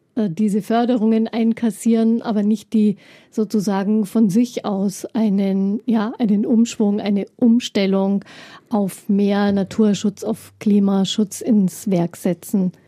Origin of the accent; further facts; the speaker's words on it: Upper Bavaria, Germany; Speziell bei uns in Oberbayern vor allem gibt es ja viel Milchwirtschaft